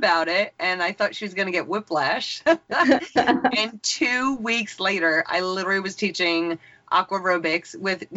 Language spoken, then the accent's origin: English; Long Island, New York, United States; moved away as an adult; now in Eastern Pennsylvania, United States; I'm originally from Long Island, New York. I live in Eastern Pennsylvania now